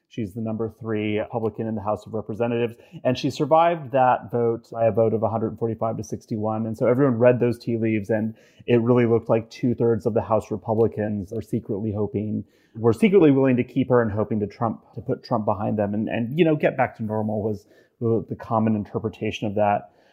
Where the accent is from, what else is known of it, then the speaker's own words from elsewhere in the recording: Wyoming, United States; from uh, Wyoming, uh, which is my home state